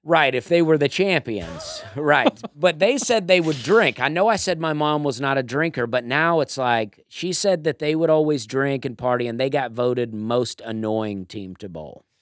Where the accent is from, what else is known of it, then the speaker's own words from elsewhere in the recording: Auburn, Alabama, United States; now in Nashville, United States; I'm from Alabama, too